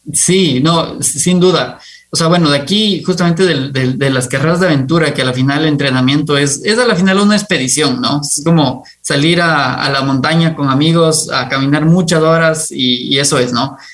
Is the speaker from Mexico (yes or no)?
no; Quito, Pichincha, Ecuador; yo nací en Quito. me encanta el Ecuador, me encanta, me encantó crecer rodeado de montañas